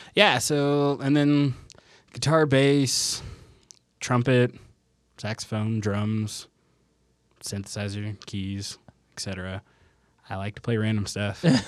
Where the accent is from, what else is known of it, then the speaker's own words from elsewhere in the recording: Southern California, United States; now in Salt Lake City, United States; I grew up in Southern California